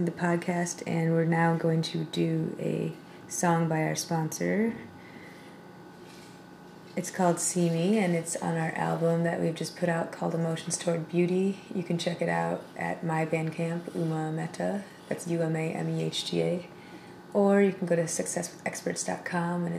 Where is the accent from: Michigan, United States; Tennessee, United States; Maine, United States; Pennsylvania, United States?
Michigan, United States; Ann Arbor; Ann Arbor, Michigan, my hometown